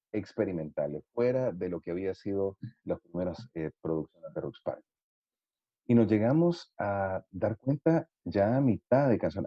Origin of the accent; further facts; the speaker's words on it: El Salvador; nosotros somos del Salvador